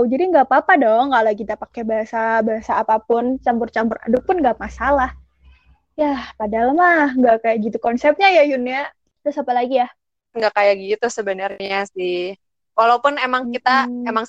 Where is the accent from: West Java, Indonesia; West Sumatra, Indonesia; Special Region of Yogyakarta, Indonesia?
Special Region of Yogyakarta, Indonesia; Yogyakarta; now in Bandung, Indonesia; aku kan dari Jogja nih kan dari Jawa jadi suku Jawa gitu terus masuk ke lingkungan Sunda ke lingkungan di Bandung gitu